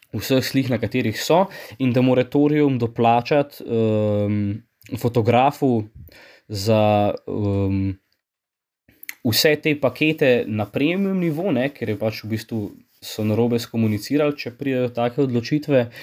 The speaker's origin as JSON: {"language": "Slovenian", "country": "Slovenia", "said": "Slovenci smo"}